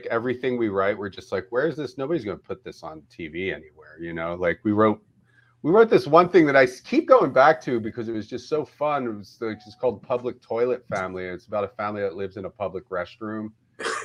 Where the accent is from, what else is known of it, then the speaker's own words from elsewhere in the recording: Philadelphia, Pennsylvania, United States; moved away as an adult; also born or lived in Eugene / Ireland / Amsterdam / Austin; I grew up in Philadelphia